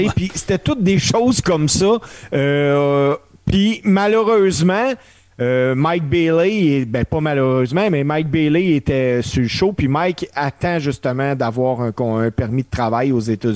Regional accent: Canada; en tant que Canadien

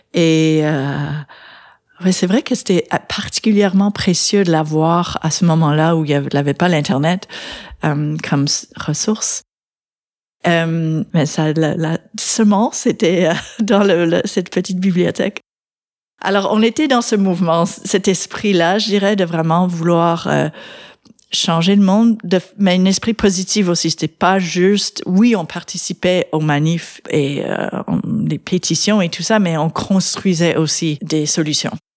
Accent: London, Ontario, Canada; moved away as an adult; also born or lived in United States; now in Quebec, Canada; j'ai grandi en Ontario, à London

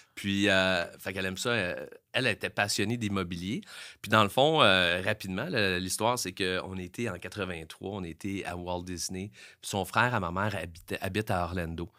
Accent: Montreal, Quebec, Canada; Moi, je viens de Montréal, je viens de la Chine

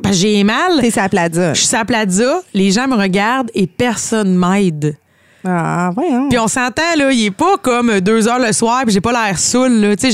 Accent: Brossard, Quebec, Canada; Non, mais moi, je viens de Brossard!

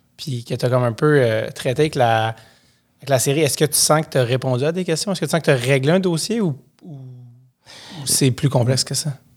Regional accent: Montreal, Quebec, Canada; Moi, je viens de Montréal

